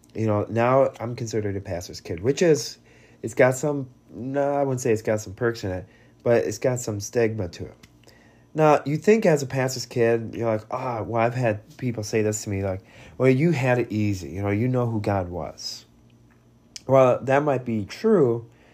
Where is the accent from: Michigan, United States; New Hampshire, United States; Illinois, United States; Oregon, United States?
Oregon, United States; Bend; also born or lived in Vladikavkaz, Russia; we grew up, and during my time in Bend, Oregon